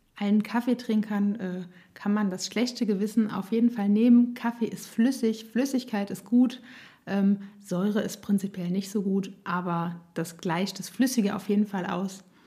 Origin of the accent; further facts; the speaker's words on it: Nassau, Rhineland-Palatinate, Germany; ich komme aus Nassau, bin 32 Jahre alt